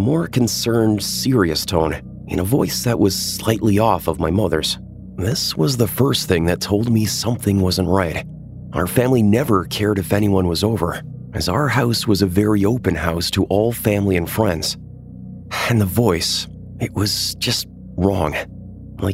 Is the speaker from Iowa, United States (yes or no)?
yes; Iowa, United States; I'm from Iowa, and the winters here get cold at night.